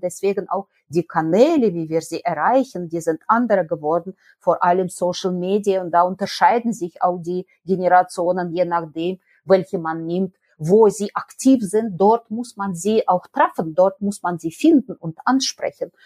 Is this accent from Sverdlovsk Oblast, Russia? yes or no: no; Nizhny Novgorod, Nizhny Novgorod Oblast, Russia; German is a second language; moved away as an adult; also born or lived in Bielefeld, Germany; now in Cologne, Germany; Nizhny Novgorod in Russland an der Wolga, ganz weit, also 3000 Kilometer von hier und deswegen bin ich auch eine Fremde, sowohl in Deutschland als auch in Bielefeld.